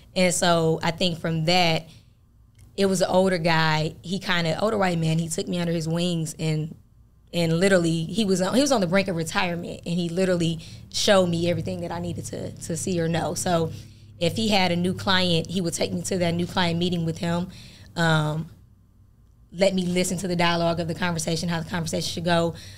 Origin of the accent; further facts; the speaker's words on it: Flint, Michigan, United States; moved away as an adult; also born or lived in Fort Wayne, Indiana; now in Atlanta, United States; I'm originally from Flint, Michigan, uh, born and raised there